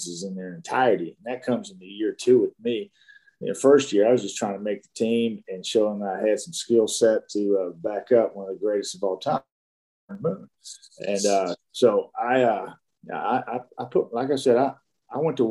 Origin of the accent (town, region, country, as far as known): Dallas, Texas, United States; born or raised there